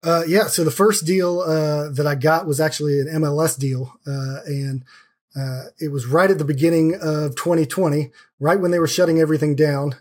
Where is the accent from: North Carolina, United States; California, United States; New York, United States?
North Carolina, United States; Sanford; moved away as an adult; now in Raleigh, United States; I grew up in a smaller town uh, about an hour down the road